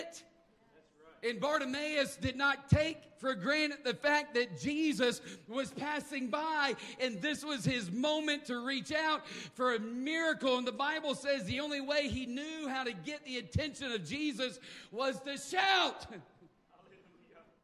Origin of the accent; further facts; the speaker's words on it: the South, United States; I am from the South